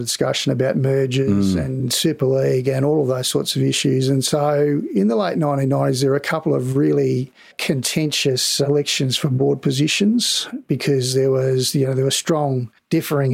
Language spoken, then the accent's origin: English; Sydney, New South Wales, Australia; growing up in Balmain